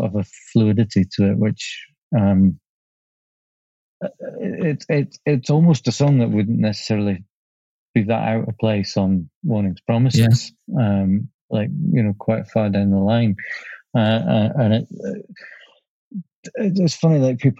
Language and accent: English; Leeds, Yorkshire and the Humber, United Kingdom; now in Scotland, United Kingdom; I grew up in Leeds.